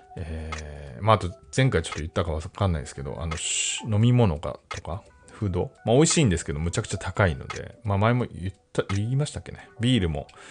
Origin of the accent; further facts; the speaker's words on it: Japan; 僕は四十代な、かつ日本人で